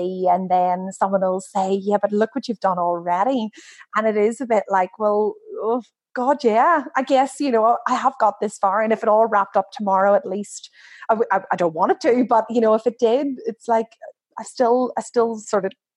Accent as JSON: {"language": "English", "country": "Ireland", "moved": "yes", "lives_now": "Australia", "said": "I'm Irish, and whilst I've been here a really long time"}